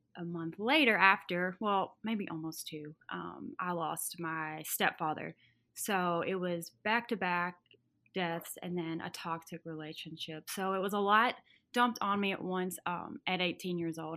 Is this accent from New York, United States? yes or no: no; Arkansas, United States; moved away as an adult; now in Nashville, United States; I'm from Arkansas originally, and a s, really small town